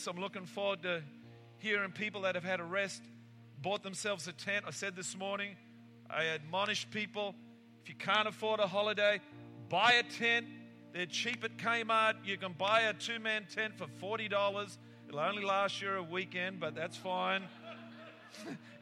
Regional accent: England, United Kingdom

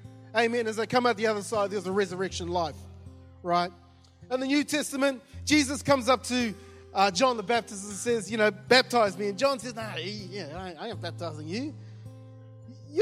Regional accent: New Zealand; moved away; when I was growing up, I grew up in New Zealand.

